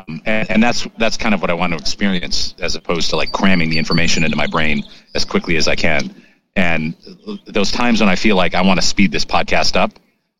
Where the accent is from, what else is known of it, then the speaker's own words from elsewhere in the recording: Maine, United States; No, actually, I grew up in Maine. My father has a wicked Maine accent